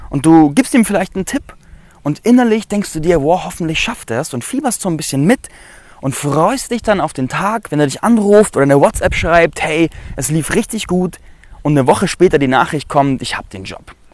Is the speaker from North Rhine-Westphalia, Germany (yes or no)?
no; Landsberg am Lech, Bavaria, Germany; ich berichte heute aus Landsberg am Lech. Das ist meine Heimatstadt, in der ich groß geworden bin.